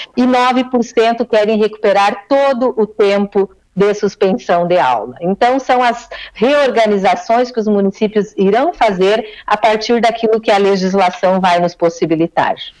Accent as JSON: {"language": "Portuguese", "town": "Giruá", "region": "Rio Grande do Sul", "country": "Brazil", "moved": "as an adult", "lives_now": "Porto Alegre, Brazil", "said": "Sou de, sou de Giruá, mas estou a Porto Alegre já há dois anos e meio"}